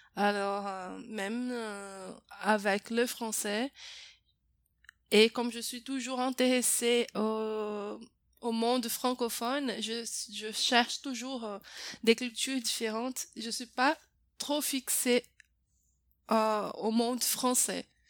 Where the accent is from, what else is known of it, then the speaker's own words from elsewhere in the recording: Brazil; French is a second language; je suis brésilienne